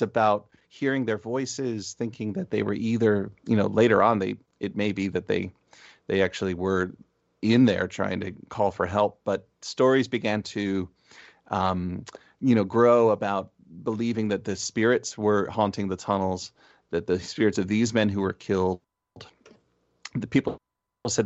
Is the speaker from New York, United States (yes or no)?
no; Essex County, New Jersey, United States; moved away as an adult; now in Berkshires, Massachusetts, United States; Essex, my home county